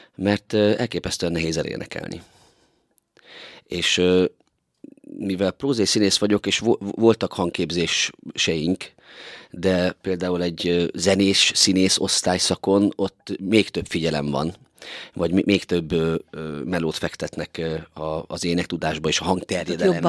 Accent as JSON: {"language": "Hungarian", "area": "Tiszalök", "region": "Szabolcs-Szatmár-Bereg", "country": "Hungary", "tie": "born or raised there", "moved": "yes", "lives_now": "Miskolc, Hungary", "said": "én Tiszalonyban nőttem föl, egy Szabolcsi kisfaluban"}